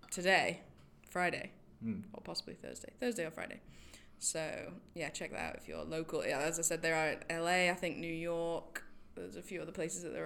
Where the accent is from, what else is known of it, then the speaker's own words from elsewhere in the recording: Manchester, North West England, United Kingdom; moved away; I'm from Manchester